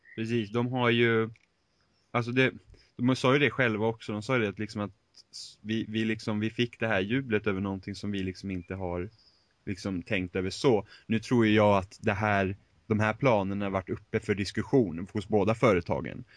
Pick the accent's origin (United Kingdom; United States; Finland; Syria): Finland; Swedish is a second language; jag är finne